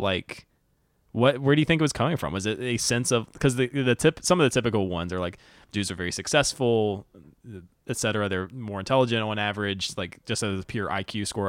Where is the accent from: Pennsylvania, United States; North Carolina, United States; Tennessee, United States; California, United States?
North Carolina, United States; I grew up in North Carolina.